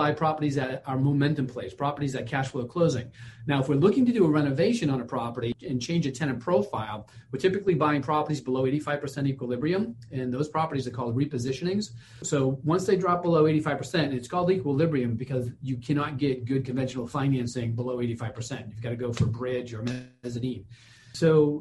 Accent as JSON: {"language": "English", "town": "Boston", "region": "Massachusetts", "country": "United States", "said": "I'm from Boston"}